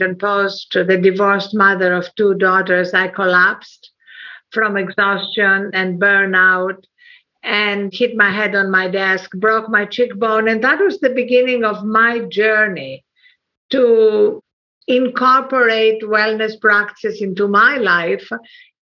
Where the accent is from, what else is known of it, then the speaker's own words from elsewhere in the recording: Athens, Attica, Greece; moved away; also born or lived in England / United States; I was brought up in Athens, Greece